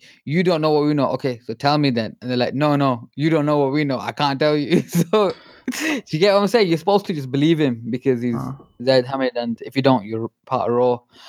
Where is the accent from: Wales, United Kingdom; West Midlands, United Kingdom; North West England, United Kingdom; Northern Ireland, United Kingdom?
North West England, United Kingdom; Manchester; also born or lived in Scotland; I'm from Manchester.